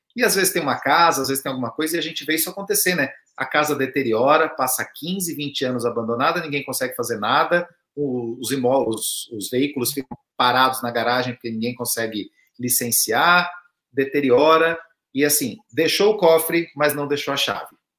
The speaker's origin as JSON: {"language": "Portuguese", "region": "southern Santa Catarina", "country": "Brazil", "said": "eu sou lá do sul de Santa Catarina"}